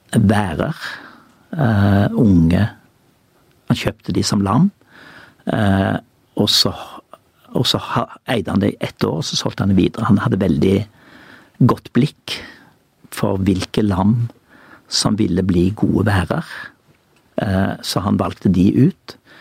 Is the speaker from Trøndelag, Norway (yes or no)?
no; Judaberg, Rogaland, Norway; på Judaberg der jeg vokste opp